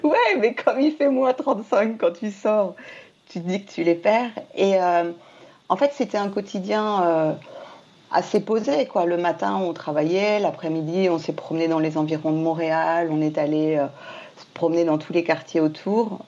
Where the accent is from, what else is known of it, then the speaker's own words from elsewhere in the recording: Martinique; moved away; j'ai grandi à la Martinique